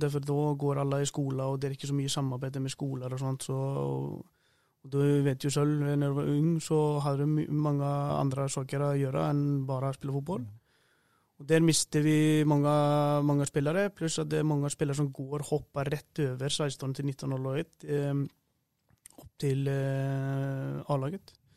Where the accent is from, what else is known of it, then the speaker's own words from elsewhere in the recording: Iceland; moved away as an adult; also born or lived in Sweden; now in Norway; Jeg har jo fleste kampene hjemme på Island i høy, høyeste nivå der. Begynte å spille ung